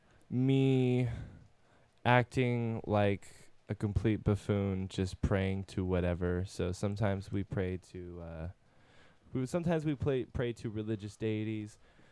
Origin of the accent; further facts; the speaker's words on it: Woodland, California, United States; I lived in Woodland my whole entire life.